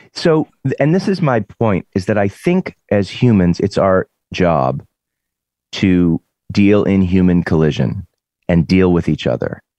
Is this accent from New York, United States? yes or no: no; Lexington, Massachusetts, United States; moved away as an adult; also born or lived in Boston; now in California, United States; growing up in Lexington, where the revolution happened